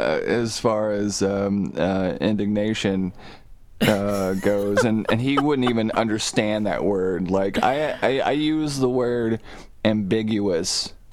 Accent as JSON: {"language": "English", "town": "Soddy-Daisy", "region": "Tennessee", "country": "United States", "said": "I'm from Soddy fucking Daisy, Tennessee, man."}